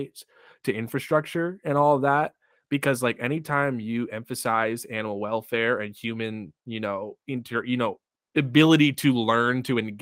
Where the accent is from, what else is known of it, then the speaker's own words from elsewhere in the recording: Chicago, Illinois, United States; I grew up outside Chicago.